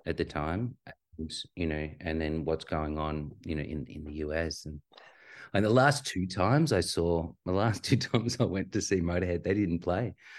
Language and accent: English; Australia; grew up on a healthy, really healthy diet of skateboarding and, and surfing. as most Aussie kids do at the time